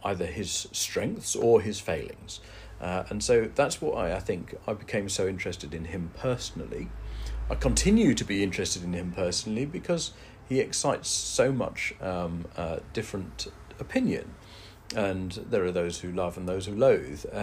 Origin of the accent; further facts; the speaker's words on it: Derby, East Midlands, United Kingdom; now in East Lothian, United Kingdom; I grew up in Derby, in the dead centre of England